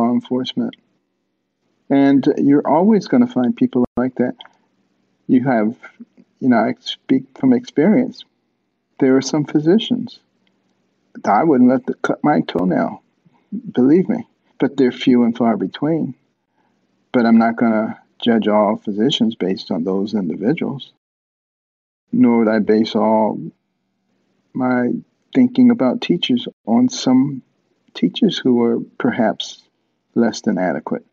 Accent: Detroit, Michigan, United States; also born or lived in Boston, Massachusetts; Growing up in Detroit and in Boston

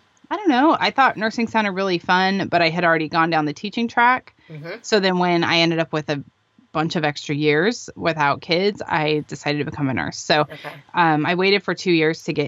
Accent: Arizona, United States; moved away as an adult; now in California, United States; I'm from Arizona

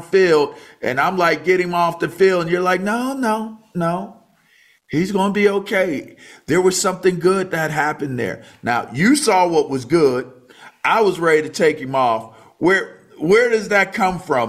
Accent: Pittsburgh, Pennsylvania, United States; I was born in Pittsburgh

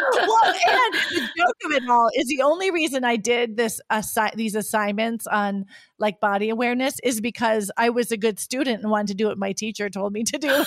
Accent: United States; moved away; I'm from an American background

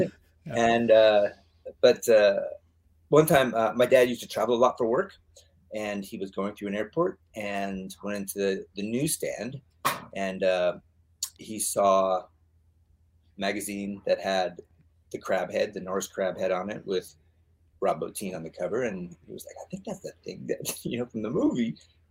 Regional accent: Pacific Northwest, United States; Well, let's see, I grew up in the Northwest

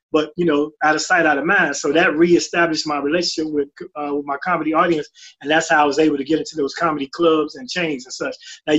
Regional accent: Chicago, Illinois, United States; I come from the streets, and I sold these things, and I got a bullet in my leg, and, you know, I'm from Chicago

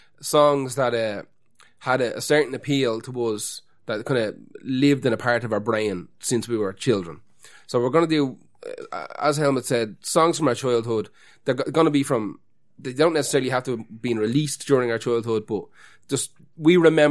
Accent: Finglas, County Dublin, Ireland; I grew up amongst the enemy. I'm actually from Cabra, but I grew up in Finglas.

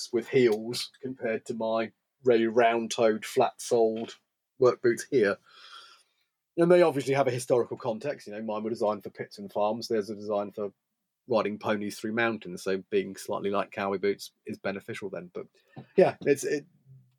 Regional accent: United Kingdom; as a Brit interloper

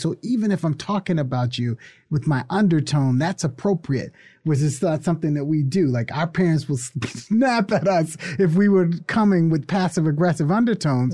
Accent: United States; I love being American.

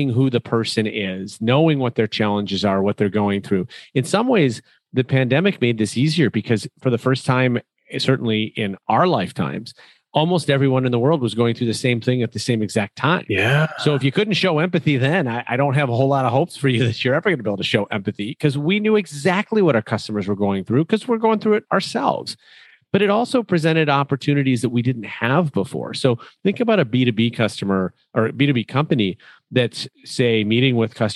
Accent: Chicago, Illinois, United States

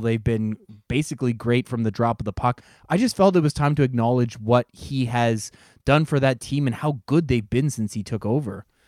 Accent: Strathroy, Ontario, Canada; I grew up around Strathroy in the late nineteen nineties where Pat lived

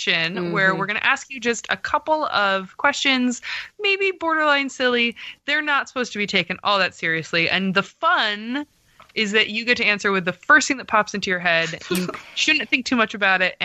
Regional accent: Michigan, United States; accent: borderline Canadian; moved away; I grew up in Michigan and we have a borderline Canadian accent in Michigan

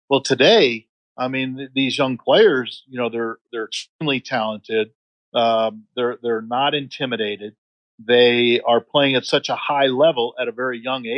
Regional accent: North Carolina, United States; born there; also born or lived in Ohio / Michigan / New York / Texas; I was born in North Carolina, as you pointed out, and by the time I was 13, I had lived in North Carolina, Marietta, Ohio, Birmingham, Michigan, Long Island, New York, Dallas, Texas, Tustin, California, Wheaton, Illinois

